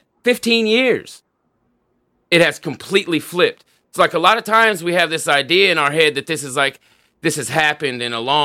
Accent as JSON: {"language": "English", "town": "Tulsa", "region": "Oklahoma", "country": "United States", "tie": "born or raised there", "said": "the place I grew up in Tulsa when I was a kid. So I lived in this certain side of town from the time I was like 7 years old until just before I turned 17."}